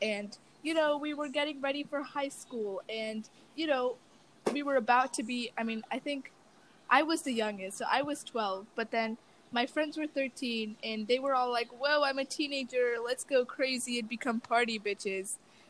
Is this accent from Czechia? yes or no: no; London, United Kingdom; born there; That is true. I was born in London.